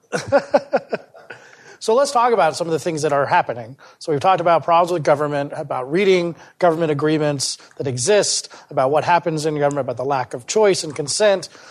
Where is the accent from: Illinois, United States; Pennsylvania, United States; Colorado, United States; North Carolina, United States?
Colorado, United States; Parker; I grew up in Parker, Colorado